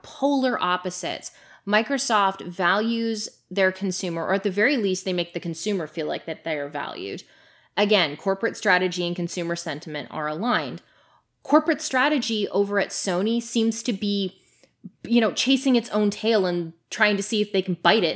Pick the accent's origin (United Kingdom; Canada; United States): Canada; moved away; I'm Canadian